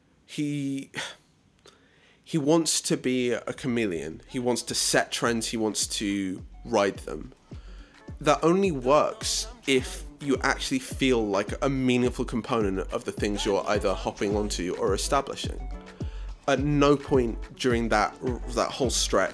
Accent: South Africa; as a South African

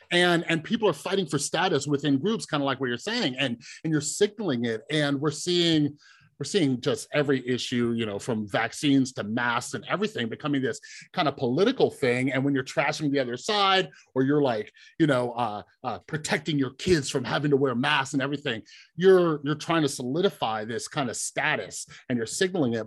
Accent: Southern and Central California, United States; I grew up in Southern and Central California, and there's a lot of mixture

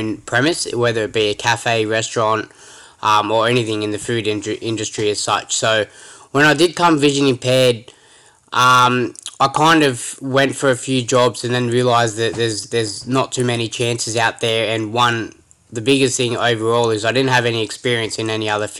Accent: Sydney, New South Wales, Australia; I've grown up in a place called St. Clair, which is from Western Sydney, about an hour from the CBD.

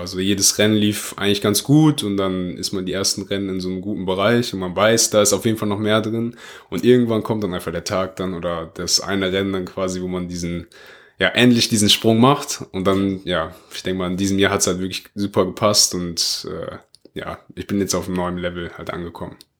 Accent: Oberhausen, North Rhine-Westphalia, Germany; bei uns in Oberhausen, also das ist da, wo ich halt herkomme.

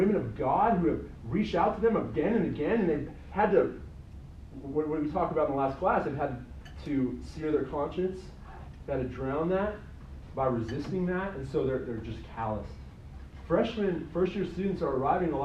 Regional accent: Colorado, United States; I'm from Colorado

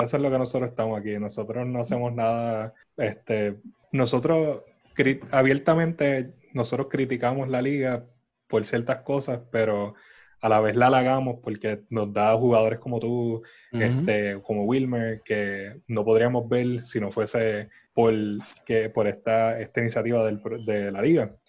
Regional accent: San Juan, Puerto Rico; somos de San Juan

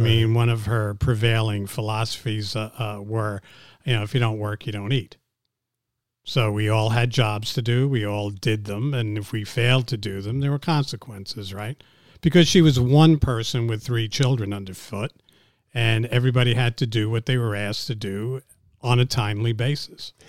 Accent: New York City, New York, United States; also born or lived in Montreal, Canada; I was born in Montreal. I grew up in New York City

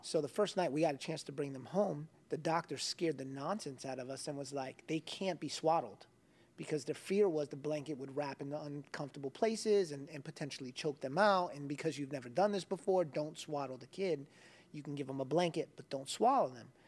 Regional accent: South Florida, United States; Growing up in South Florida

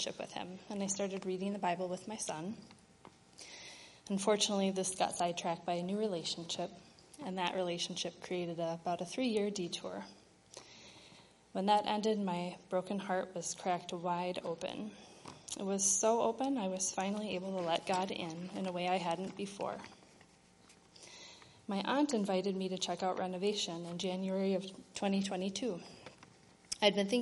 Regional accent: Wisconsin, United States; moved away as an adult; also born or lived in Minnesota; I grew up in Wisconsin in a Lutheran family

